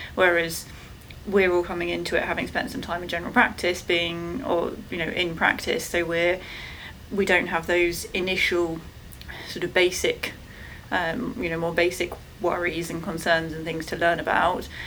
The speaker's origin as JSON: {"language": "English", "region": "England", "country": "United Kingdom", "said": "I'm from England."}